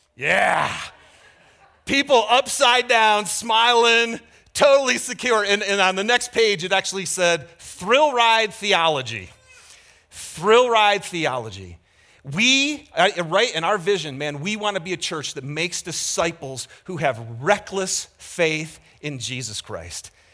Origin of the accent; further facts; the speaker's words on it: Lapeer, Michigan, United States; moved away; I grew up in Michigan